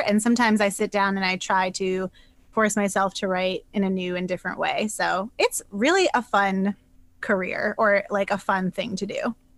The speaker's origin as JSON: {"language": "English", "region": "New Hampshire", "country": "United States", "also_born_or_lived": "Boston", "moved": "as an adult", "said": "I'm from New Hampshire originally. I was in Boston for about I think like nine, ten years, but I'm back to my roots now."}